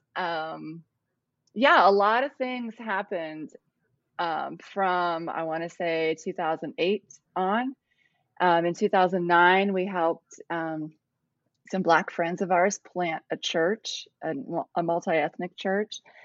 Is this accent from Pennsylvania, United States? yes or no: no; Ohio, United States; moved away as an adult; also born or lived in Cambodia; now in South Carolina, United States; I'm from Ohio, moved to Cambodia, and I'm now in South Carolina